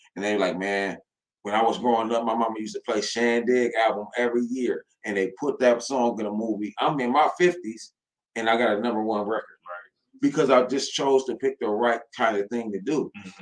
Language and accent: English; Toledo, Ohio, United States; I am from Toledo, Ohio